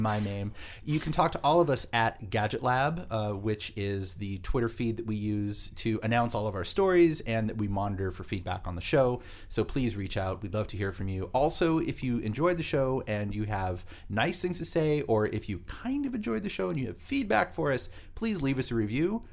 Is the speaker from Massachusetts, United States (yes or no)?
yes; Boston, Massachusetts, United States; I was born in Boston. The whole family's from Boston